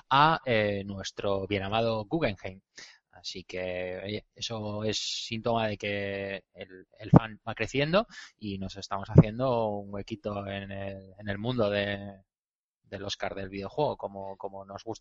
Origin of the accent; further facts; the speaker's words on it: Bilbao, Basque Country, Spain; como buenos bilbainos de, de pro